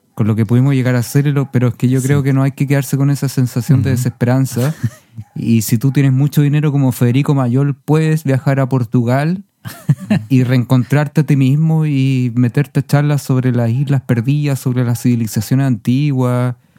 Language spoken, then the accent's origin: Spanish; Chile; Somos artistas chilenos